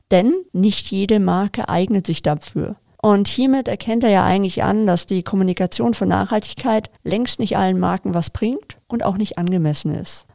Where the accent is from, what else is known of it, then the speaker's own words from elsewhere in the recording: Munich, Bavaria, Germany; München meine Heimatstadt ist